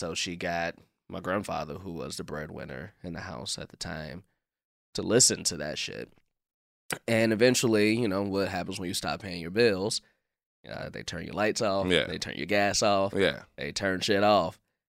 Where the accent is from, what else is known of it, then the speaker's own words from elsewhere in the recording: Chicago, Illinois, United States; growing up in Chicago, like I feel like I've had all different the whole gambit of Chicago. Like I grew up on the South Side